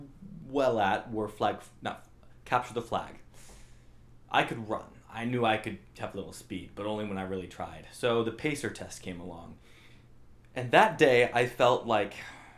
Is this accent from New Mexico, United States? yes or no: yes; Albuquerque, New Mexico, United States; I grew up in New Mexico, Albuquerque, New Mexico.